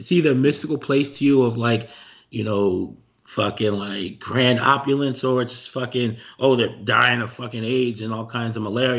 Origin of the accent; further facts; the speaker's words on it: Montclair, New Jersey, United States; I'm from Montclair. Montclair is about twice the size of what Akon's doing. And it's a pretty big town.